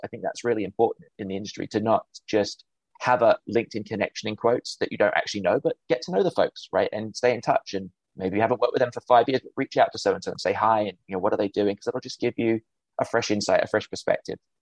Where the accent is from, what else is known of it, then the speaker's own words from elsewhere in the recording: United Kingdom; accent: English; moved away as an adult; also born or lived in Cleveland, Ohio; now in Chicago, United States; Grew up in the UK, hence my accent